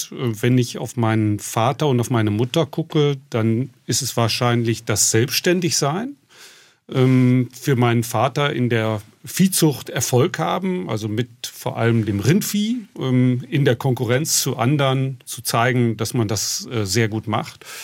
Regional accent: North Rhine-Westphalia, Germany; Genau, in der Bauernschaft, wo ich groß geworden bin, also im Münsterland, sind die Höfe nicht im Dorf, sondern stehen allein in der Flur.

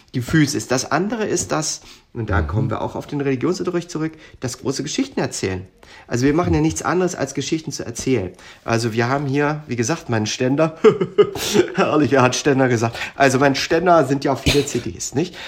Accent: Darmstadt, Hesse, Germany; accent: Hessisch; moved away as an adult; da in Darmstadt, wo wir äh, dann auch alle zusammen zur Schule gegangen sind. Da sprechen wir ich sage mal, als Lingua Franca mhm. dann sehr viel Hessisch

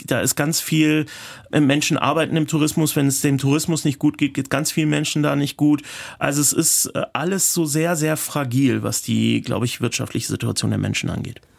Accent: Turkey; moved away as an adult; also born or lived in Germany; ich bin in den 70ern in Deutschland geboren, in den 80ern nach dem Militärputsch bin ich in die Türkei

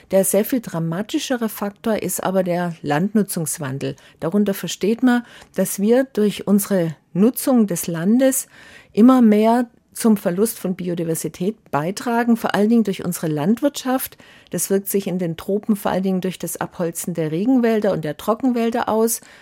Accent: Baden-Württemberg, Germany; Früher auch in meiner Jugend auf der Schwäbischen Alb war die Feldlerche überall verbreitet.

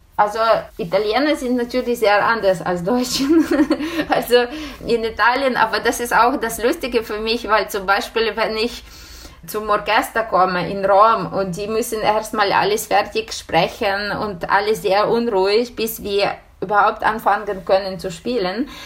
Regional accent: Ukraine; German is a second language; moved away as an adult; also born or lived in Bologna, Italy; unsere Ukraine, meine Heimat

